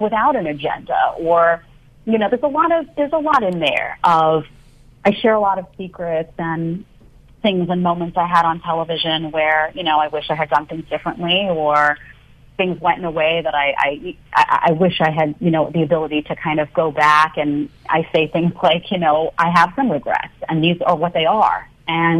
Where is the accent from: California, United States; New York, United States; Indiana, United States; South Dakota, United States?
New York, United States; New York City; born or raised there; also born or lived in Manhattan, New York